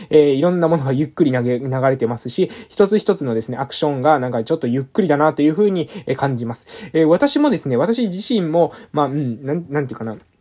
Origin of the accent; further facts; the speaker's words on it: Amami Ōshima, Kagoshima, Japan; moved away; 地元に帰ってきた